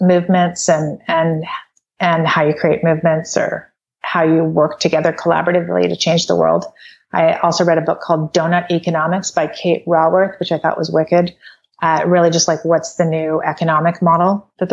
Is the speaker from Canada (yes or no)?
yes; Canada; I'm from Canada